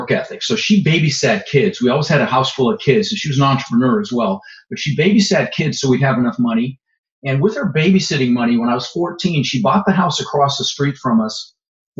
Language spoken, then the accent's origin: English; Denver, Colorado, United States; moved away; also born or lived in Netherlands; I immigrated to this country when I was 6 years old. We immigrated from the Netherlands. I was born in Holland with my mother, Zvancha, my brother, Albert. And we ended up in Denver, Colorado, where I lived for 30 years.